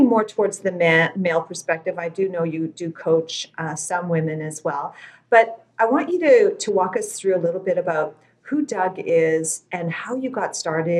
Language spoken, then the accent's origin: English; Regina, Saskatchewan, Canada; I was born and raised in Regina, Saskatchewan